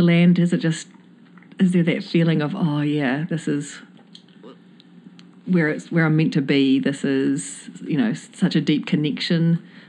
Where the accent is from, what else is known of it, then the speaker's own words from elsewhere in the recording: New Zealand; now in United States; I'm from New Zealand